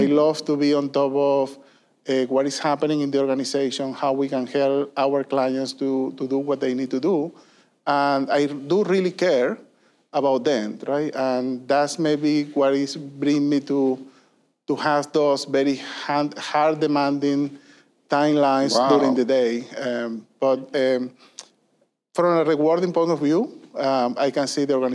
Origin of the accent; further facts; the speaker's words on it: Venezuela; moved away as an adult; also born or lived in Puerto Rico; I was born and raised in Venezuela